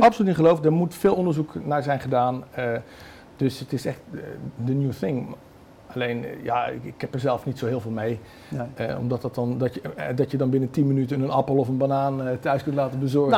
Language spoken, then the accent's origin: Dutch; North Brabant, Netherlands; ik ben Brabander